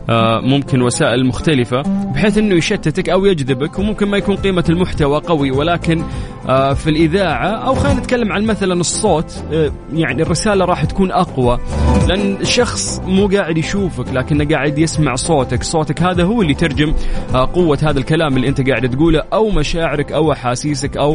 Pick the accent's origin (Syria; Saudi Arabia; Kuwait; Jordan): Saudi Arabia; ونعرف قديش المصريين غاليين على قلوبنا كسعوديين